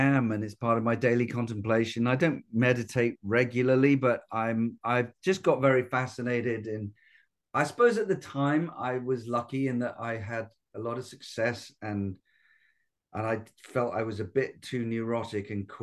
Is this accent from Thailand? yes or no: no; United Kingdom; being a Brit